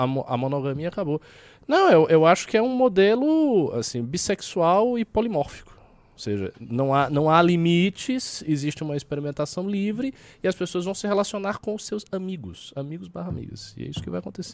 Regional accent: Salvador, Bahia, Brazil; now in São Paulo, Brazil; Eu venho de Salvador, pô, Salvador é uma metrópole e tal. Eu, eu já, quando eu cheguei aqui, eu já senti a diferença.

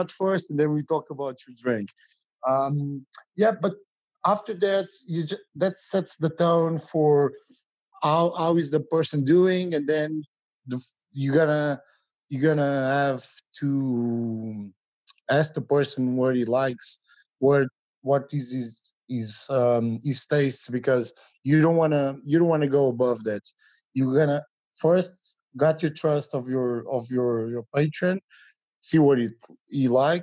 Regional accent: small town near Lisbon, Portugal; I'm from Portugal, from a small town near the capital. It's about 40 minute drive

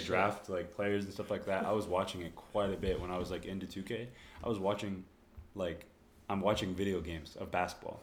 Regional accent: Corpus Christi, Texas, United States; moved away; also born or lived in Dallas, Texas / Rio Grande Valley, Texas; I moved uh, to Corpus Christi, graduated from high school there

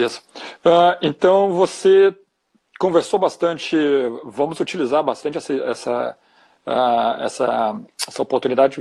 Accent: Porto Alegre, Rio Grande do Sul, Brazil; somos aqui de Porto Alegre

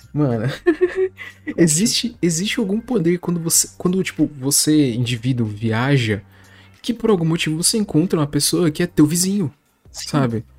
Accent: São Paulo, Brazil; somos sim de São Paulo

